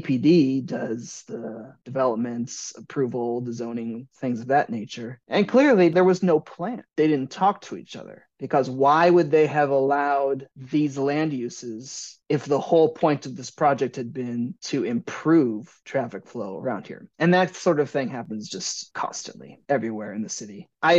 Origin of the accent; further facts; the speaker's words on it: Midwest, United States; now in New York, United States; I'm a Midwesterner. I grew up in the Midwest. I went to school in the Midwest. My parents are Midwest. It's who I am.